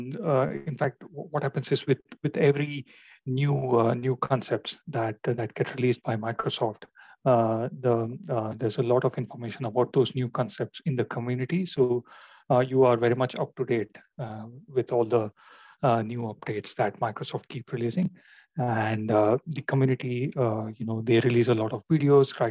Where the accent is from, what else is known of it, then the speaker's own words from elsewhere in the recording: India; moved away as an adult; now in London, United Kingdom; I am basically from India, but I have been living in London for about 10 years now